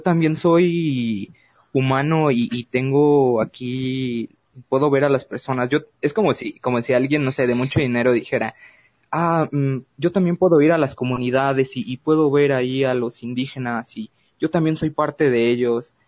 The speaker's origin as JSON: {"language": "Spanish", "country": "Mexico", "said": "nuestro potencial que tenemos como mexicanos"}